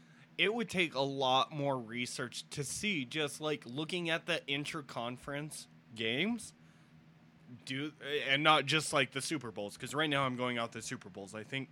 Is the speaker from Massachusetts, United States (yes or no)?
no; Denver, Colorado, United States; I was born and raised here in Denver.